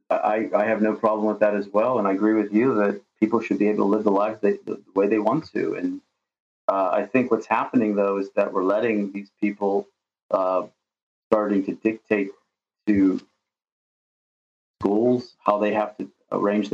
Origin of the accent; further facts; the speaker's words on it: United States; moved away as an adult; now in Russia; my childhood growing up in America